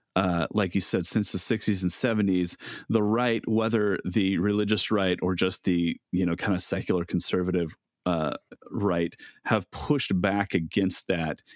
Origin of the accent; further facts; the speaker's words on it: United States; as American Christians